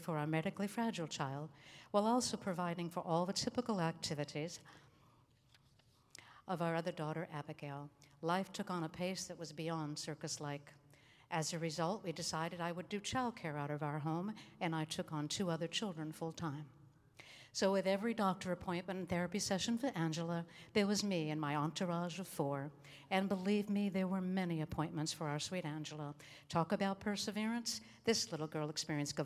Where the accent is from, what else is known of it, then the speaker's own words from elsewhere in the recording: Boston, Massachusetts, United States; moved away; also born or lived in Brookline, Massachusetts / Hollywood, California; I was born in Brookline, Massachusetts, just outside of Boston, and raised in Boston